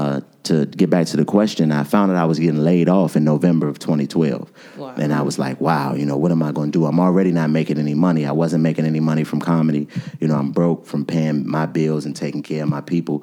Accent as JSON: {"language": "English", "town": "Washington", "region": "District of Columbia", "country": "United States", "tie": "born or raised there", "also_born_or_lived": "Winston-Salem", "moved": "as an adult", "said": "I'm from Washington, D.C., born and raised"}